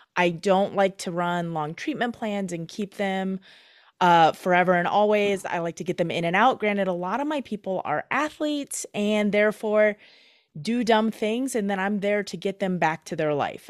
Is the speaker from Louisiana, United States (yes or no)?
no; Michigan, United States; also born or lived in Minnesota; now in Twin Cities, Minnesota, United States; growing up in Michigan, now living in Minnesota